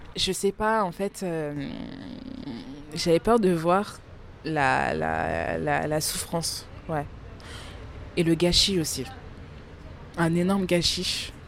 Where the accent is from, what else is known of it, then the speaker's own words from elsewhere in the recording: France; also born or lived in Democratic Republic of the Congo (ancestry); même si je suis née en France, je suis quand même originaire de la République démocratique du Congo